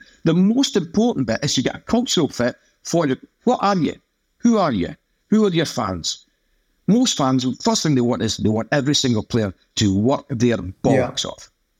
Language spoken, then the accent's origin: English; Manchester, North West England, United Kingdom; accent: Mancunian; my accent is thick with Mancunian vowels, that my father was a player with the Oldham Athletic, the Latics, and so we lived in Manchester, so in Manchester